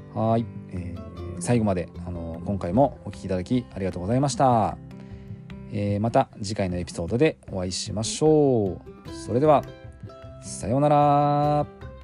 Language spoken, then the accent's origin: Japanese; Japan; 僕はまあたまたま日本にこう生まれて